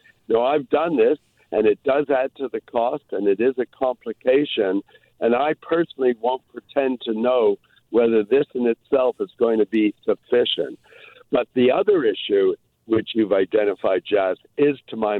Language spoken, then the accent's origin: English; Toronto, Ontario, Canada; now in Vancouver, Canada; I grew up in Toronto.